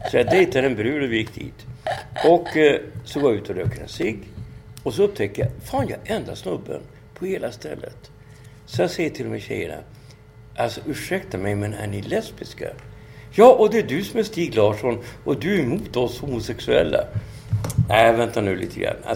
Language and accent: Swedish; Kenya; alltså jag tycker att det, som kenyan så tycker jag, vad fan är det som har hänt?